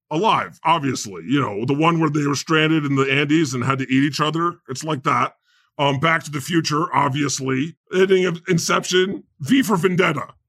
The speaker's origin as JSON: {"language": "English", "town": "Scranton", "region": "Pennsylvania", "country": "United States", "said": "You don't know what the fuck I've been through. I'm from Scranton."}